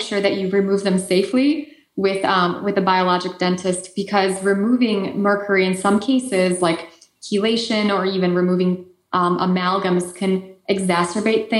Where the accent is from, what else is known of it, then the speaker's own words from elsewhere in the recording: Poland; accent: Eastern European; moved away; I lived on the Ukrainian border in Poland when I was growing up.